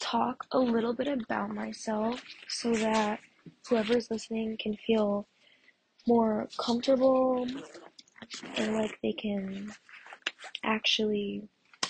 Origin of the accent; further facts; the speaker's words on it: Massachusetts, United States; I'm from Massachusetts, and it's, if you don't know what that is, it's like near the Cape